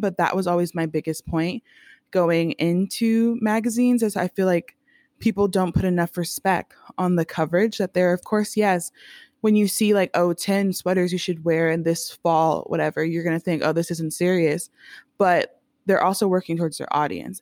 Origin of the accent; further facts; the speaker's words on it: Miami, Florida, United States; moved away; I grew up in Miami, so everything is very, like, beachy and fun, flowy